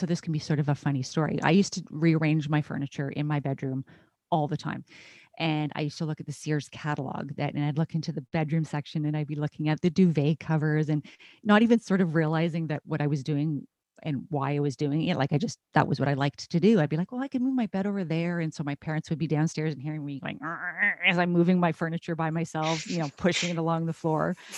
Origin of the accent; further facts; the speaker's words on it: Canada; I'm a Canadian